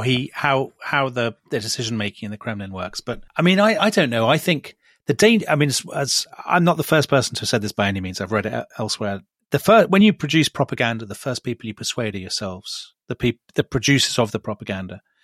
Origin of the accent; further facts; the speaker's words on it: United Kingdom; the maps that we grew up with in Britain